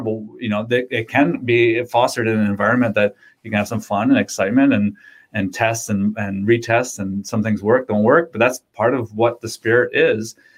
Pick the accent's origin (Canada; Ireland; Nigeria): Canada; Windsor, Ontario; I'm from Windsor